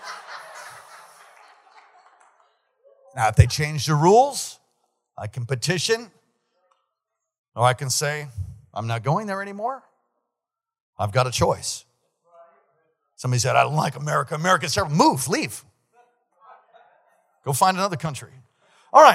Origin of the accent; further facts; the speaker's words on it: United States; as an American